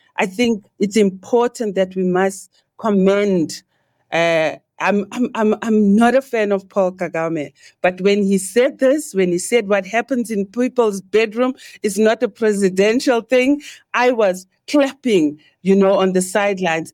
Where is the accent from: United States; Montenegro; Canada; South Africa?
South Africa; I, me in South Africa, growing up